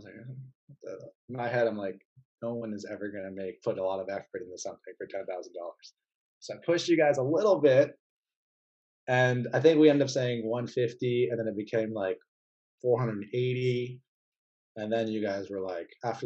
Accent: Silicon Valley, California, United States; I grew up in Silicon Valley

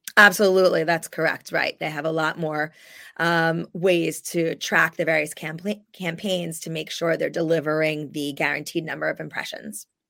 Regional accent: New Jersey, United States; I grew up in New Jersey

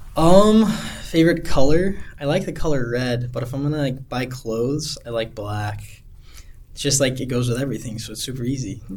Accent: Heber City, Utah, United States; moved away as an adult; also born or lived in Amarillo, Texas / Alaska; now in Anchorage, United States; growing up in Heber

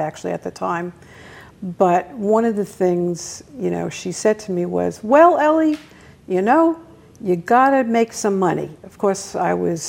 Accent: New York City, New York, United States; I grew up in Brooklyn, New York, in a very decent neighborhood

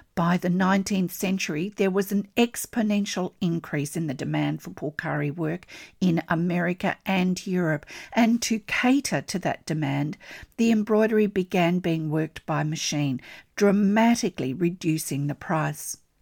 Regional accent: Australia; I'm an Australian textile artist

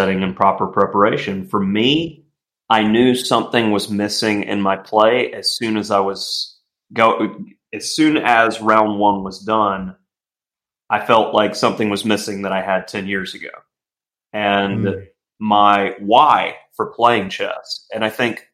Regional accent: Alabama, United States; my home state of Alabama

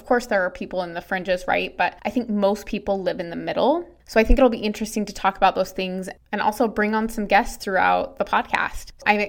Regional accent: Utah, United States; now in Georgia, United States; I'm originally from Utah. I am currently living in Georgia.

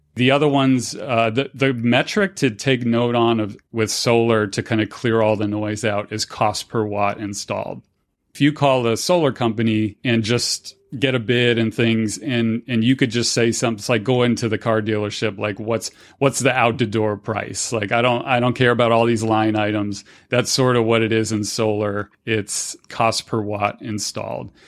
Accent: Fort Myers, Florida, United States; now in Denver, United States; my hometown in Fort Myers, Cape Coral area, Florida

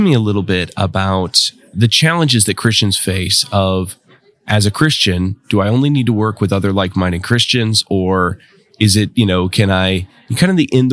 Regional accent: Midwest, United States; I'm from the Midwest

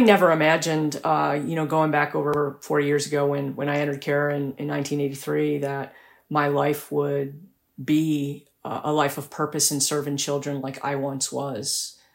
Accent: Buffalo, New York, United States; moved away; I went back to my hometown in Buffalo, New York

